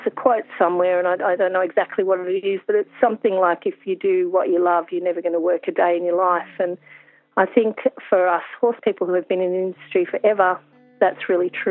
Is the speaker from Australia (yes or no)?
yes; Hunter Valley, New South Wales, Australia; I'm from the Hunter Valley